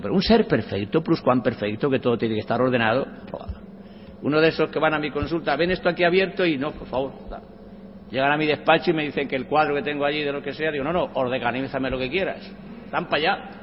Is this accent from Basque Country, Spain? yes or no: no; a village in Cuenca, Castilla-La Mancha, Spain; mi pueblo, un pueblo conquense con mil y pico habitantes. Y yo con ocho años